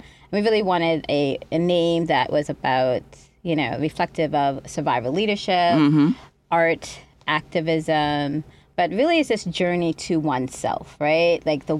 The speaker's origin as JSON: {"language": "English", "region": "New Jersey", "country": "United States", "tie": "born or raised there", "also_born_or_lived": "Boston / Trinidad and Tobago", "said": "So I was born in Boston, and then we moved to Trinidad and Tobago to live with our father when I was like 5 years old, and then we moved back to. Well, back to America at nine and lived in New Jersey."}